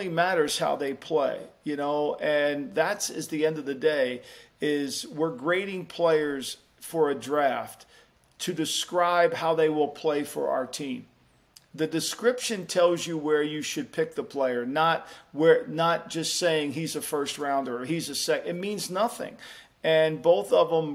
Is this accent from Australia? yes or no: no; Jersey Shore, New Jersey, United States; I grew up on the Jersey Shore